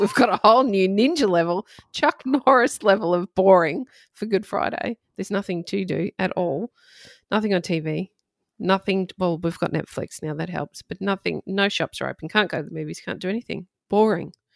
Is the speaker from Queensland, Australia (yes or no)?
yes; Redcliffe, Queensland, Australia; I grew up on the Redcliffe Peninsula in Brisbane or near Brisbane